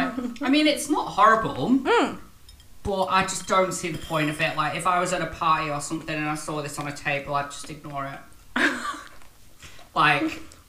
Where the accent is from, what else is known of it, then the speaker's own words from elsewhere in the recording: United Kingdom; now in Australia; as a British person.